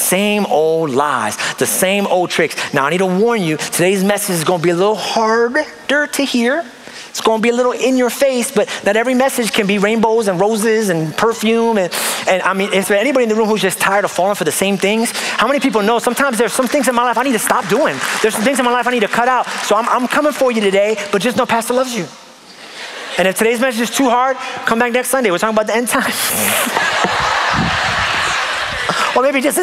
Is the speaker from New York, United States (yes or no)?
yes; New York, United States; moved away; I come from New York